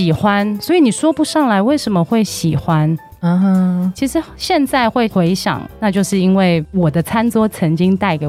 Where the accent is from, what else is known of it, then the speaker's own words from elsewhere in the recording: Hong Kong; moved away; 我是一个全职妈妈，我有两个男孩，一个五岁，一个九岁。那我其实是香港人，我之前在香港担任广告创意的工作七年。